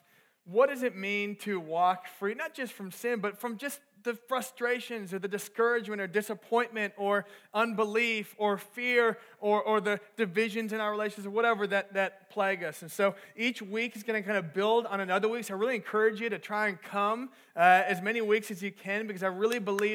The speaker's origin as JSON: {"language": "English", "region": "Minnesota", "country": "United States", "also_born_or_lived": "Texas", "moved": "as an adult", "said": "I was back home. I'm from Minnesota. I was back home for the summer"}